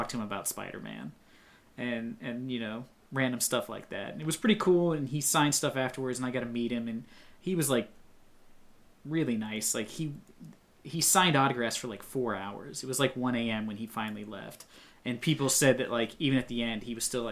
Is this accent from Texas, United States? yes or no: no; Ohio, United States; my hometown, a not very large really? Town in Ohio